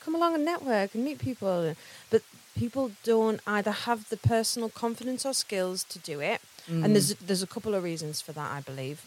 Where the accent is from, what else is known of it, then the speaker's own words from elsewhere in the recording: Carlisle, North West England, United Kingdom; moved away as an adult; now in North East England, United Kingdom; So I'm from Carlisle, just outside Carlisle originally